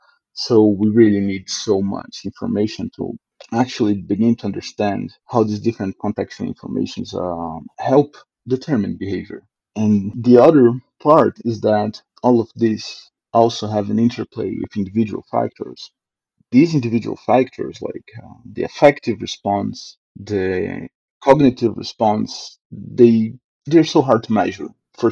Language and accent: English; Brazil; now in Canada; But after I came from Brazil to Canada and start seeing like how these differences take part into like every level of living